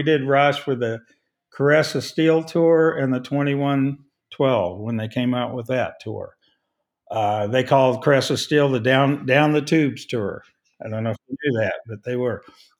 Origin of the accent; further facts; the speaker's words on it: Liberty, Missouri, United States; We're not. We're from Liberty. We're from Kansas City only.